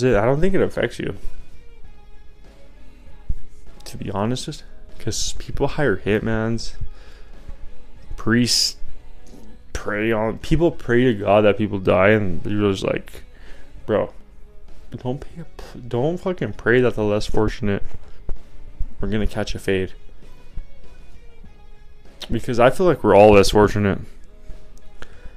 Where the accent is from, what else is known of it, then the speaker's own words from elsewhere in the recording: Colorado, United States; I grew up in Colorado